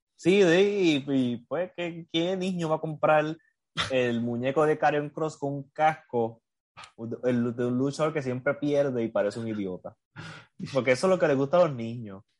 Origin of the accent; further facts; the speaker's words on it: Puerto Rico; accent: Puerto Rican Spanish; como dicen aquí en español puertorriqueño